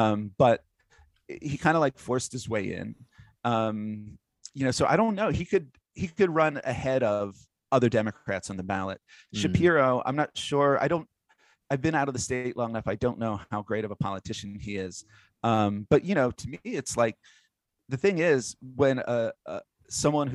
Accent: Altoona, Pennsylvania, United States; moved away; where I grew up in Blair County

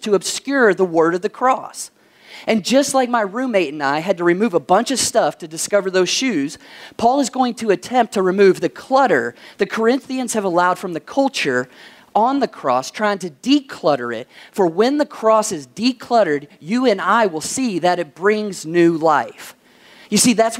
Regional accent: Kentucky, United States; my home state of Kentucky

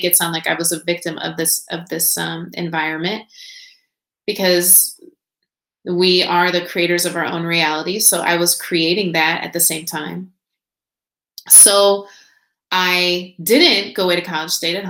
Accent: Indiana, United States; moved away as an adult; also born or lived in Nashville; I was born and raised in Indiana

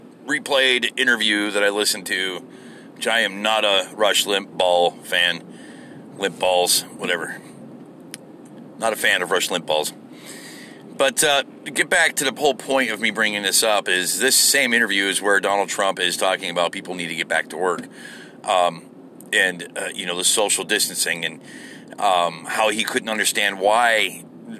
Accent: United States; as an American.

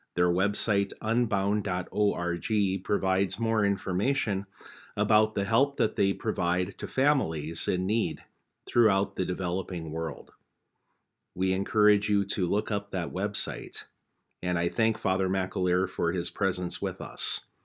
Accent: Napoleon, North Dakota, United States; my hometown of Napoleon

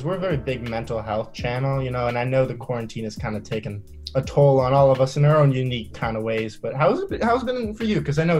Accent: Londonderry, New Hampshire, United States; growing up in Londonderry, New Hampshire, which is the whitest of white bread towns

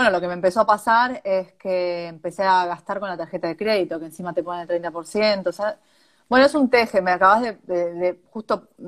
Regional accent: Argentina; moved away; Siendo argentino tenés que buscarle la vuelta.

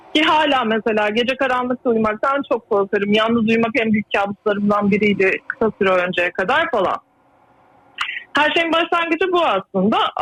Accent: Istanbul, Turkey; moved away as an adult; now in United States; şu anda Amerika'dayım ama normalde İstanbul'dandım.

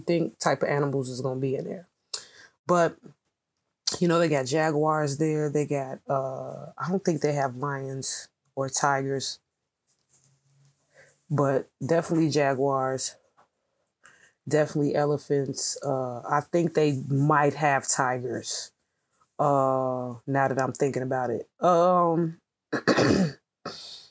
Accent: United States; even though I was born here in America

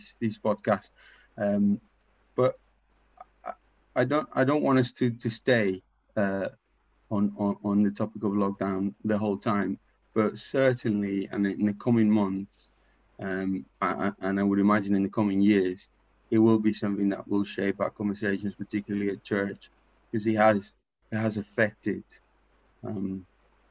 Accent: Paraguay; English is a second language; moved away as an adult; now in England, United Kingdom; I'm from Paraguay. I've been in England for 15 years.

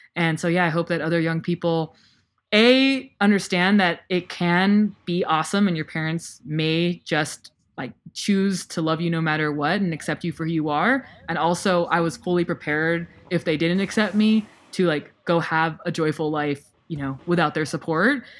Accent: United States; I still, like, grew up in the U S

